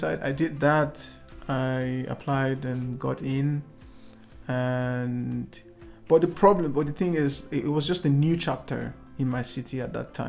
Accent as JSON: {"language": "English", "country": "Nigeria", "said": "in a city called Lagos in my home country, the commercial capital of the country"}